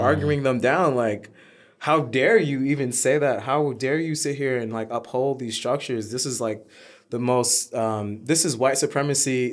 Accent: New York City, New York, United States; we grew up in Harlem when Harlem was a terrible neighborhood

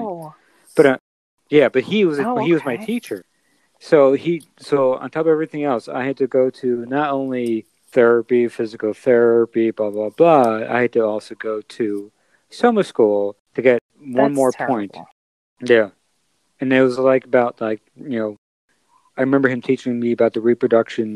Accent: Merrick, New York, United States; I grew up in Merrick.

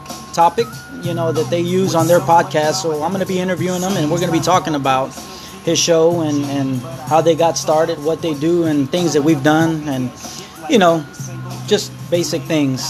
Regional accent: Houston, Texas, United States; moved away as an adult; now in San Antonio, United States; I'm originally from Houston, Texas, born and raised, representing that 281-713.

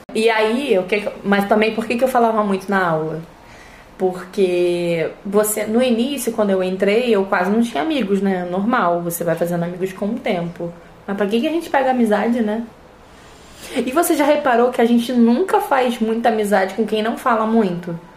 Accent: Rio de Janeiro, Brazil; tenho 29 anos, sou carioca e sou fisioterapeuta

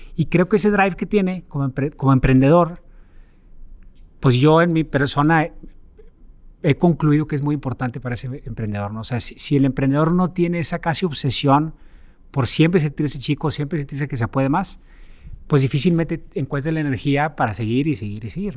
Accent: Monterrey, Nuevo León, Mexico; moved away as an adult; crecí y nací aquí en Monterrey.

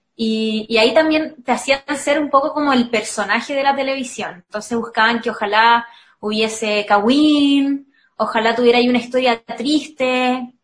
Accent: Viña del Mar, Valparaíso, Chile; soy de Viña

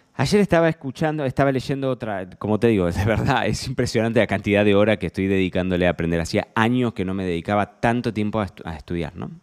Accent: Carlos Casares, Buenos Aires Province, Argentina; Yo me crié en Casares. Casares es un pueblo de 15.000 habitantes.

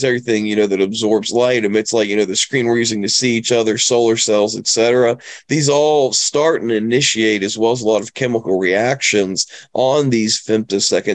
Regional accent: West Virginia, United States; moved away; I grew up in West Virginia, honestly, mainly working on cars, fixing houses

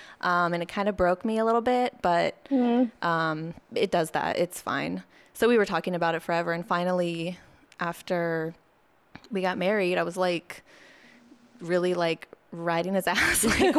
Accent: Orange County, California, United States; moved away as an adult; also born or lived in New York; now in Los Angeles, United States; So I was born in Orange County. I went to college in LA at Otis.

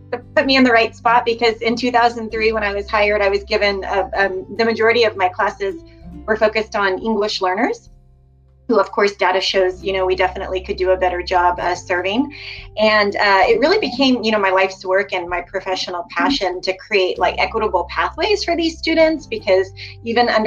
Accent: Modesto, California, United States; also born or lived in Chico; born and raised in Modesto, product of the Central Valley

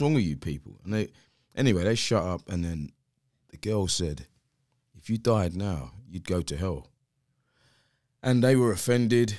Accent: London, United Kingdom; I'm from South East London, place called Greenwich.

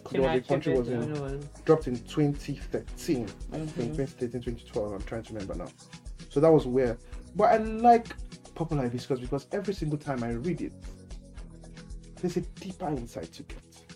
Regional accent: Kano, Kano State, Nigeria; moved away; I grew up in Kano.

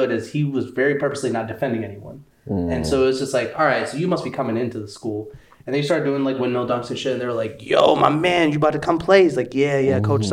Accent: Chapel Hill, North Carolina, United States; also born or lived in Harlem, New York; now in New York, United States; I grew up in Chapel Hill where Michael Jordan grew up.

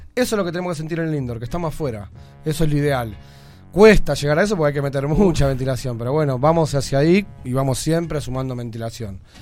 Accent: Buenos Aires, Argentina; nosotros somos pibes de Lugano

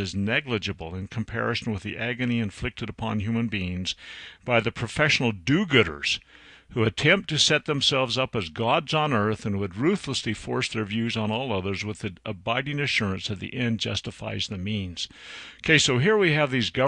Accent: Utah, United States; It's my home state

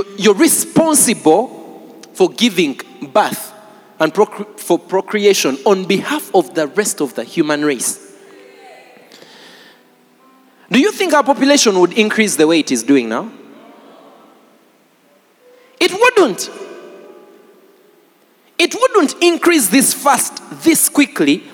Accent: Jinja, Eastern Region, Uganda; I grew up in Jinja, so I speak fairly good

